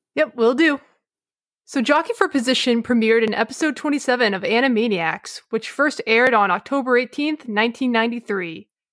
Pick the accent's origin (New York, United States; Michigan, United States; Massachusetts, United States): Massachusetts, United States; I'm from Massachusetts